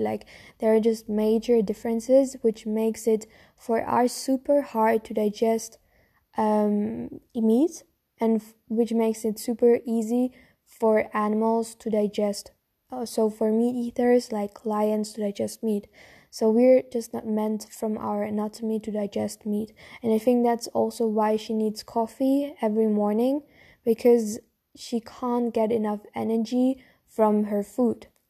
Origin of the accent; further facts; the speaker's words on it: Germany; I'm from Germany, so our food culture is mainly on meat and bread